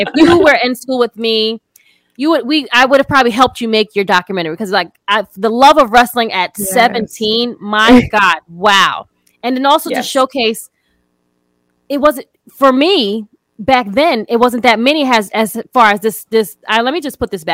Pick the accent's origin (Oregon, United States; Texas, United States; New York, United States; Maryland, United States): New York, United States; where I'm from New York